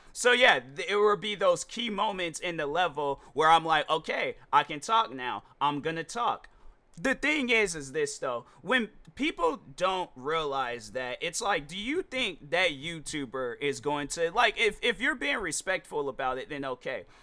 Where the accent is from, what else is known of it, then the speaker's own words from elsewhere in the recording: United States; I am American